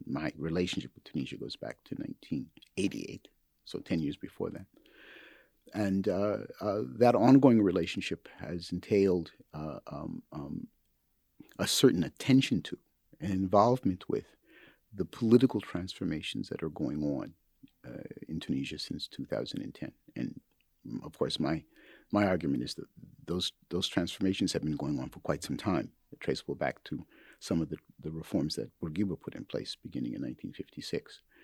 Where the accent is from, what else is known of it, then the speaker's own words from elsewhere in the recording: Minneapolis, Minnesota, United States; moved away; my hometown of, uh, Minneapolis